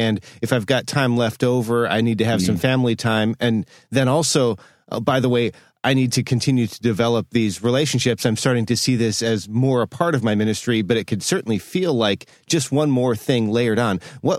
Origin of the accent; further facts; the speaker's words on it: United States; As an American